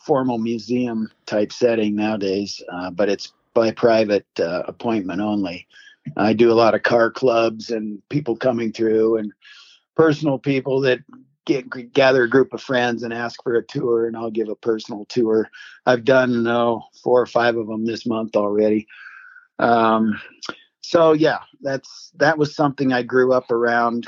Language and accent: English; Minden, Nevada, United States; also born or lived in Reno, Nevada; I was born in Reno, Nevada, but my family, I grew up on a cattle ranch in the Carson Valley, which is about 50 miles south of Reno, little towns of Minden and Gardnerville